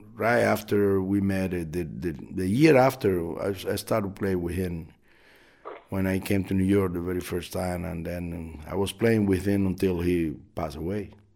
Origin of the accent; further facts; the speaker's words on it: Artemisa, Cuba; also born or lived in Havana; my village where I grew up in Artemisa, which is a very small